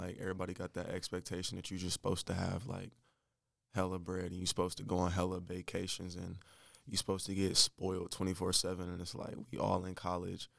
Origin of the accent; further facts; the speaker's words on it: Winston-Salem, North Carolina, United States; also born or lived in Michigan / Charlotte, North Carolina; I'm from Michigan, but I moved to North Carolina when I was nine